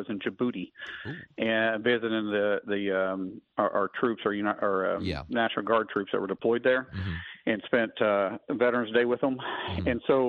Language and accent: English; Oklahoma, United States; I'm a guy from Oklahoma first.